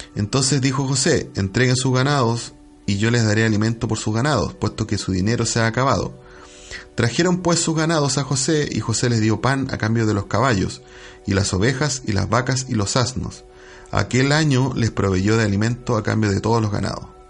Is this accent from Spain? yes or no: no; Chile; nosotros a lo mejor somos ciudadanos chilenos